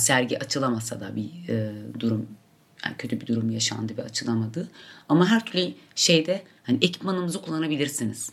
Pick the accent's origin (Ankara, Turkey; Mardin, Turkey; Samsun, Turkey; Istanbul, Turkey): Mardin, Turkey; Mardin'de doğdum, Mardin'de yaşıyorum ve orada üretiyorum